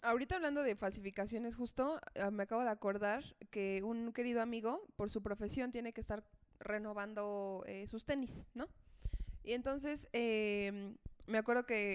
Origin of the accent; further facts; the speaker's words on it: Mexico City, Mexico; also born or lived in León; soy de Ciudad de México, pero vivía allá por temas de trabajo